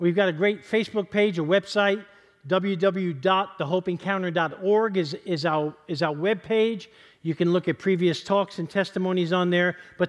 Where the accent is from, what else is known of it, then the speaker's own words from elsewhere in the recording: East Harlem, New York, United States; I want to dedicate tonight's service to a buddy of mine that I grew up with in East Harlem.